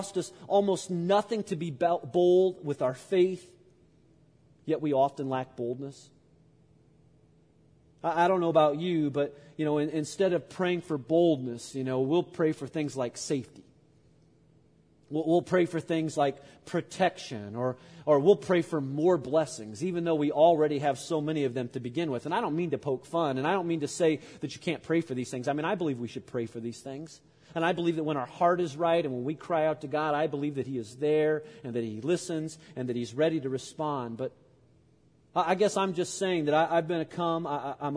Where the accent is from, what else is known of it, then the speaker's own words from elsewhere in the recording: United States; as an American Christian and as an American church today